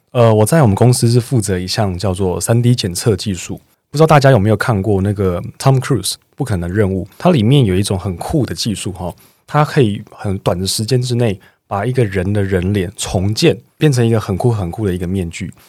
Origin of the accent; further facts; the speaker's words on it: Chiayi, Taiwan; moved away; 我每次回到我的家乡嘉义的时候